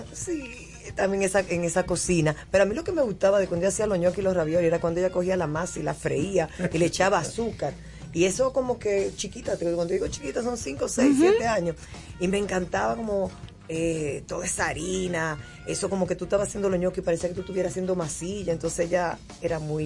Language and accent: Spanish; Dominican Republic; yo soy dominicana